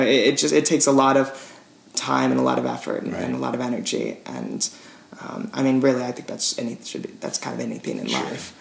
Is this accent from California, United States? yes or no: yes; Petaluma, California, United States; my hometown Petaluma